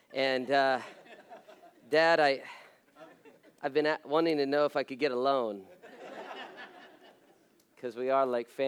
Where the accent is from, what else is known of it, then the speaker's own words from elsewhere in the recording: Las Vegas, Nevada, United States; I was born and raised in Las Vegas, so in fact, it's interesting being a pastor there